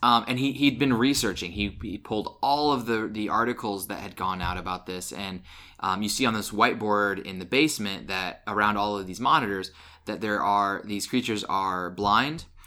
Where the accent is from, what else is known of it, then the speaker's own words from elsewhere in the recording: Illinois, United States; I grew up in Illinois, and, like, I had family who, who grew corn